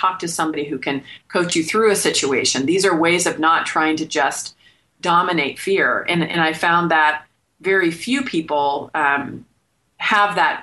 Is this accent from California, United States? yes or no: yes; Bay Area, California, United States; moved away as an adult; now in Phoenix, United States; born and raised in California in the Bay Area